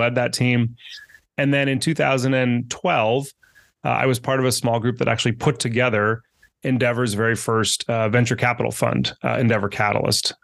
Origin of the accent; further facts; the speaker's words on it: Northern California, United States; also born or lived in Argentina; I grew up in Northern California, very close to Silicon Valley.